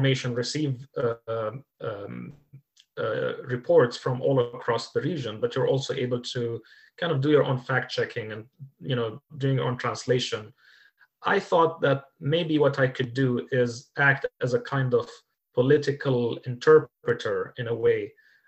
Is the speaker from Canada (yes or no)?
no; United Arab Emirates; moved away as an adult; also born or lived in Kuwait; now in Norway; In 2011, I was 33 years old. I lived in the United Arab Emirates. I had only ever lived in that country.